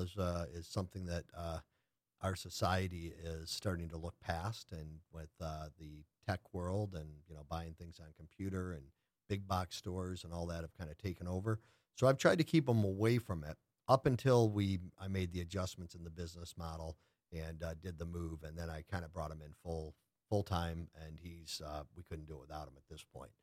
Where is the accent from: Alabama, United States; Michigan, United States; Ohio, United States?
Michigan, United States; Lake Orion; moved away as an adult; I grew up in a little town in the Midwest called Lake Orion.